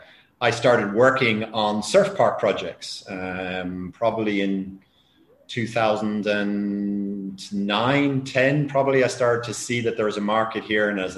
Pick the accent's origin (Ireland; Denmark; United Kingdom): Ireland; now in Spain; I'm Irish myself